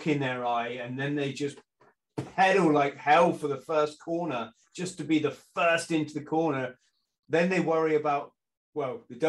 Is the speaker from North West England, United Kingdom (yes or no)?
no; South West England, United Kingdom; I was living in the southwest, so a long way from London